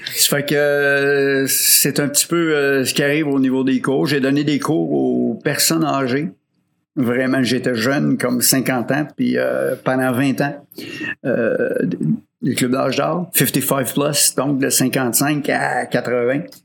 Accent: Rosemère, Quebec, Canada; also born or lived in Baie-Comeau; je viens de Rosemère, Sainte-Thérèse

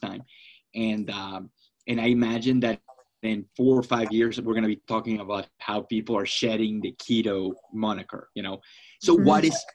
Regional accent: Florida, United States; now in Phoenix, United States; I'm from Florida

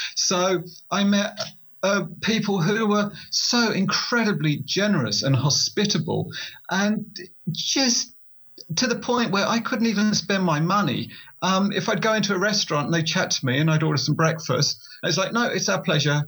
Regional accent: Essex, East of England, United Kingdom; I write uh, motorcycle overland books, and I'm from Essex in England.

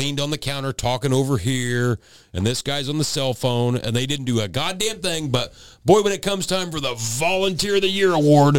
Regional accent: United States; I was born in America, so I am a Native American.

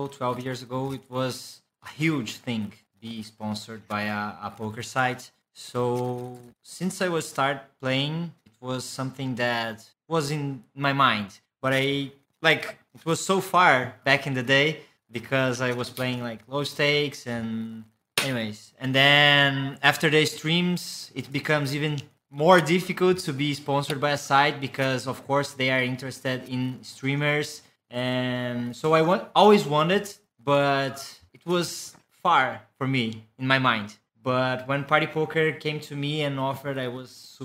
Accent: Brazil; English is a second language; I was born in Brazil.

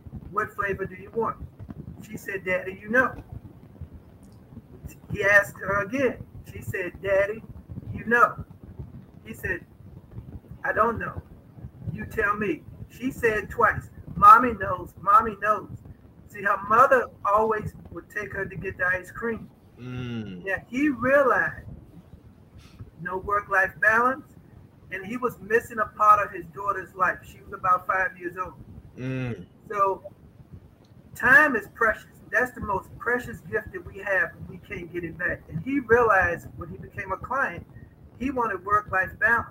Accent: Charlottesville, Virginia, United States; now in Northern Virginia, United States; I was born in Charlottesville, Virginia

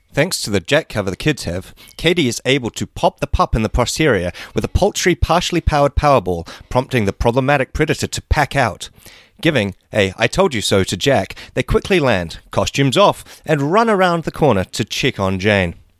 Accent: New Zealand; that was my very Kiwi, very New Zealand

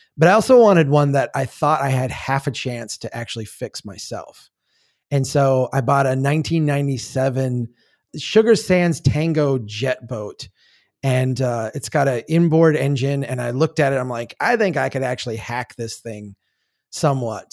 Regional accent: Minnesota, United States; I grew up in Minnesota. It's, I live here now.

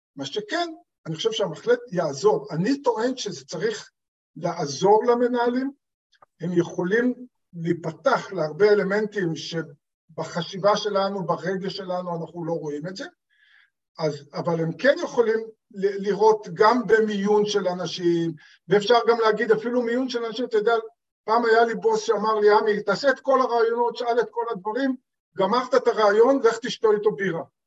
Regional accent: Israel; כי אני בא מקיבוץ, במקורי אני בן קיבוץ

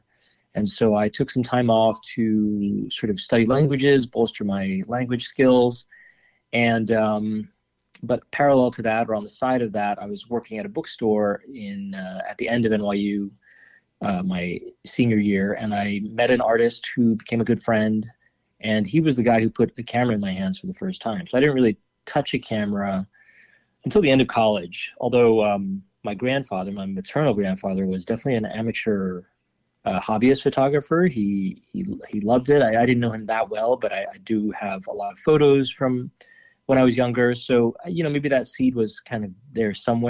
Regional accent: New York City, New York, United States; also born or lived in Paris; I was born in Manhattan on the Upper East Side, but grew up mainly on the Upper West Side.

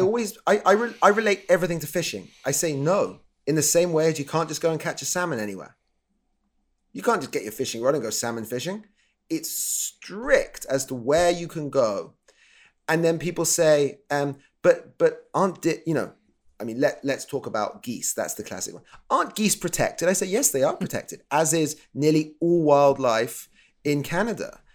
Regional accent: England, United Kingdom; I'm from the U K, if you can probably tell from my silly voice.

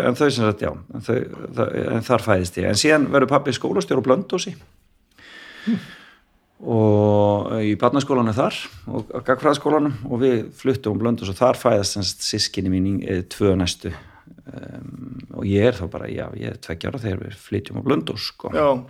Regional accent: Reykjavík, Capital Region, Iceland; ég fættur á fórölda mínu bygg á Vestugötu 45

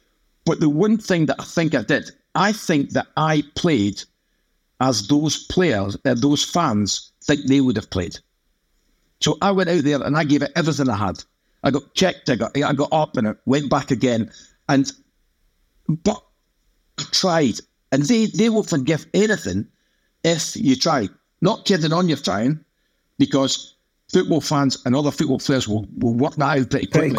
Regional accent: Manchester, North West England, United Kingdom; accent: Mancunian; my accent is thick with Mancunian vowels, that my father was a player with the Oldham Athletic, the Latics, and so we lived in Manchester, so in Manchester

